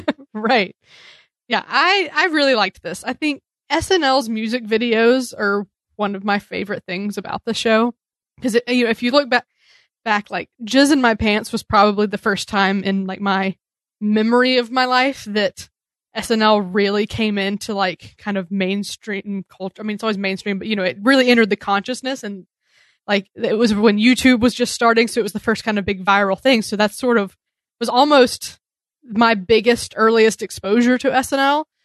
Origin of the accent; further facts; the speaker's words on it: the South, United States; moved away; I come from the South